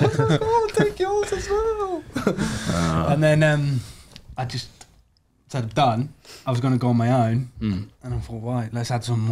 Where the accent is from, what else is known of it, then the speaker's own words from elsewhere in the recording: Warrington, North West England, United Kingdom; also born or lived in Germany; I'm from up north, northwest, Warrington.